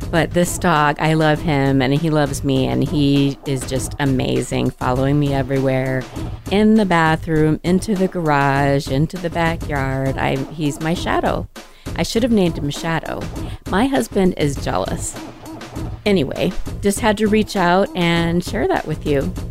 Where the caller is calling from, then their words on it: Arizona, United States; This is …. I'm from Arizona and I listened to your show.